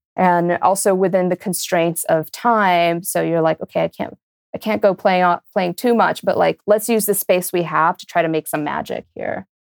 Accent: Brazil; moved away; also born or lived in New York; I grew up in Brazil

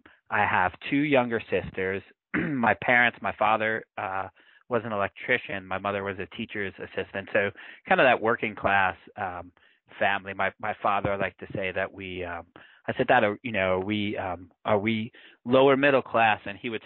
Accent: New York City, New York, United States; I grew up in Queens, New York. I'm 46 years old

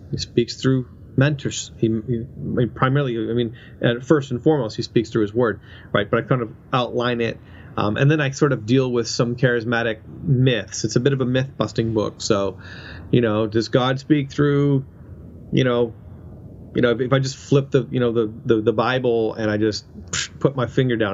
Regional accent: Canada; moved away as an adult; now in United States; I'm a Canadian and I, I live in the United States and uh, you know on a visa um, and I've been here for for 10 years

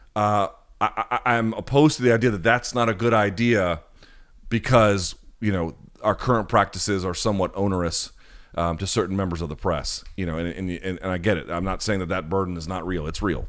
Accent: United States; as an American

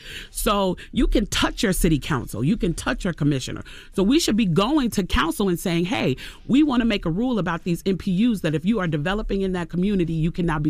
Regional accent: Chicago, Illinois, United States; now in Atlanta, United States; Yeah, but I've lived in Atlanta now longer than I lived in Chicago. Okay. So I feel like, you know, I'm an AT alien now.

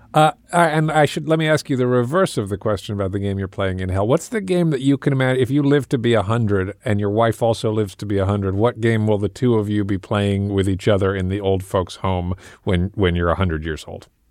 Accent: England, United Kingdom; I grew up in England

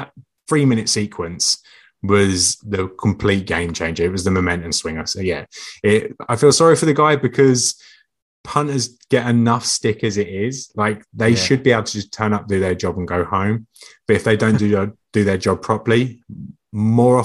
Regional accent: England, United Kingdom; being English

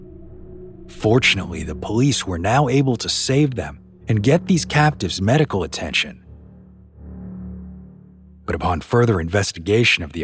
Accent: New Orleans, Louisiana, United States; my hometown of New Orleans

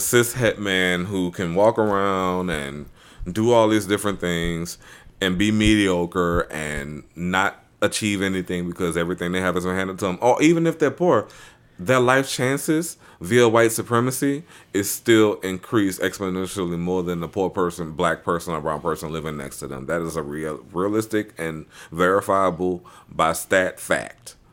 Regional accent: New Orleans, Louisiana, United States; living in New Orleans, growing up around Mardi Gras, both of the houses I grew up in are right off the parade routes

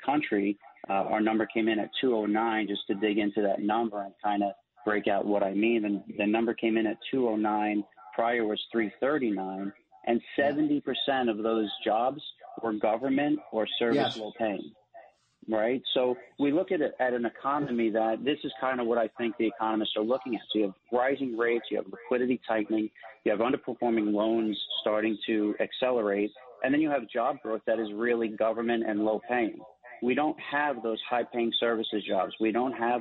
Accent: New York City, New York, United States; 100% Italian, well, 100% born and bred in New York City

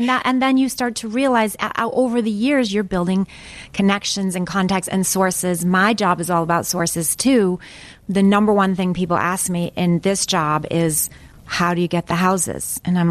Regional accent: Midwest, United States; because I came from the Midwest. And I could see that I didn't really have any of the things that here, especially on the East Coast, especially back then, that people thought you needed to succeed.

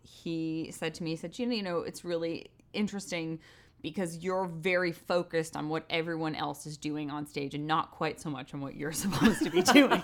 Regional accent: Westport, Connecticut, United States; moved away; also born or lived in New York; I grew up in Westport, Connecticut

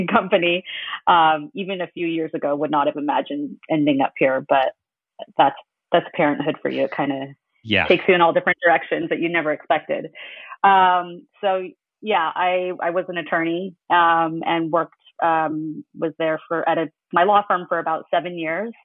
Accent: United States; I was born in the U.S. and I grew up in the U.S.

